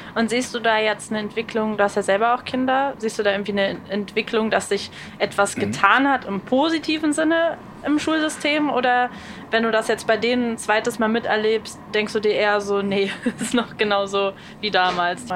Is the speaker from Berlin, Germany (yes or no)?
yes; Berlin, Germany; ich bin Berlinerin